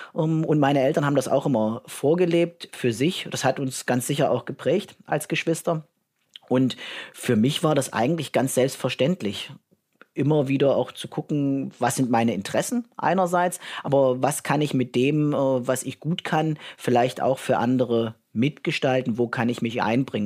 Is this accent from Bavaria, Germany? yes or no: no; Merseburg, Saxony-Anhalt, Germany; also born or lived in Halle / Jena / Berlin / Northern Ireland; ich komme äh, ursprünglich aus Merseburg, bin in Halle geboren, habe in Merseburg mein Abitur gemacht im Jahr 2000 am Domgymnasium